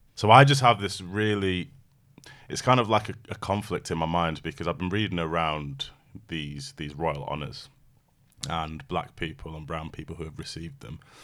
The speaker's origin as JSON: {"language": "English", "country": "United Kingdom", "tie": "born or raised there", "said": "I'm British by birth, but I'm British Jamaican"}